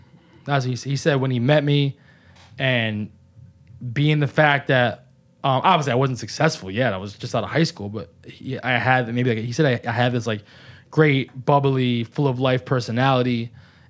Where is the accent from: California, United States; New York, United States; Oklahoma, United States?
New York, United States; Walton; moved away as an adult; also born or lived in Bronx, New York; I love growing up in Walton, but I was ready to leave.